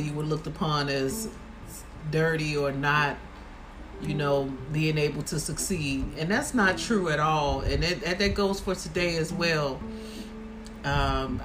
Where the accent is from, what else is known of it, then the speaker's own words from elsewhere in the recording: Chicago, Illinois, United States; growing up in Chicago